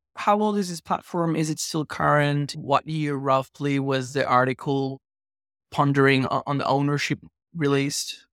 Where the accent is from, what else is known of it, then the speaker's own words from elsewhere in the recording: Venezuela; moved away; also born or lived in Australia; I grew up in Venezuela